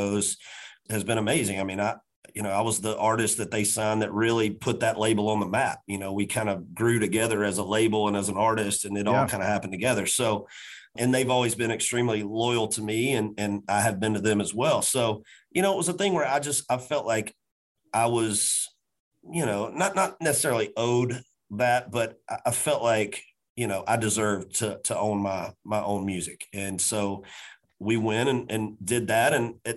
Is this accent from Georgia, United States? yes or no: yes; Macon, Georgia, United States; now in Nashville, United States; my hometown of Macon, Georgia